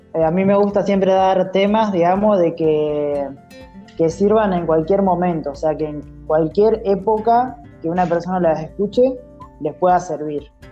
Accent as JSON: {"language": "Spanish", "town": "Santa Rosa", "region": "La Pampa", "country": "Argentina", "said": "soy de, Argentina, ¿sí? de la ciudad de Santa Rosa, La Pampa"}